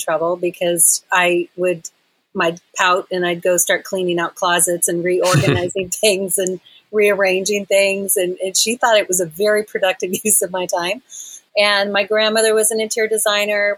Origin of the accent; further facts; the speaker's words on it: Texas, United States; now in Asheville, United States; I'm originally from Texas, so Texas has always got my heart